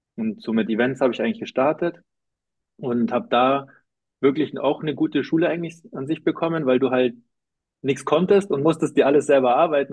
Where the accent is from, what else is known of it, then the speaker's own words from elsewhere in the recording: Munich, Bavaria, Germany; also born or lived in Cologne / Zurich; eigentlich komme ich aus München